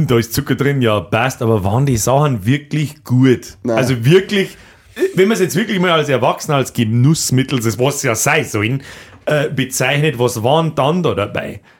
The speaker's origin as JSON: {"language": "German", "town": "Simbach", "region": "Bavaria", "country": "Germany", "said": "bei uns in Simbach"}